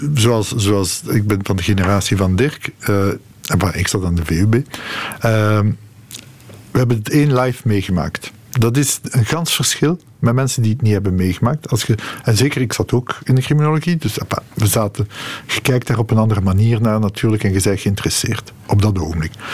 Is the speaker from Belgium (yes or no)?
yes; Molenbeek, Brussels-Capital Region, Belgium; Ik ben opgegroeid in Molenbeek.